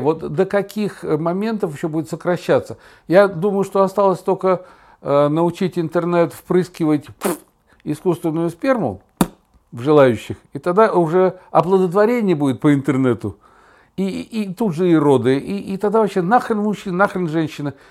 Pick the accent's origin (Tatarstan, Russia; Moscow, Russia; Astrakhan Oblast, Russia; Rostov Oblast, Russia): Tatarstan, Russia; Kazan; moved away as an adult; Я был журналист из Казани.